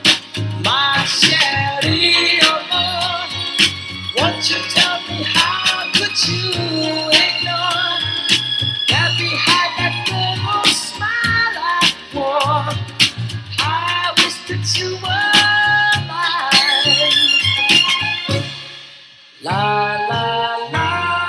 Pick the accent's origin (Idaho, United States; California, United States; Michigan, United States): Michigan, United States; Detroit; moved away; I miss my hometown and I miss Detroit